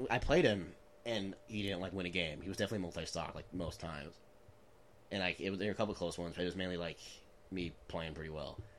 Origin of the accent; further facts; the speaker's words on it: Arizona, United States; Sean and I both were born and raised in Arizona.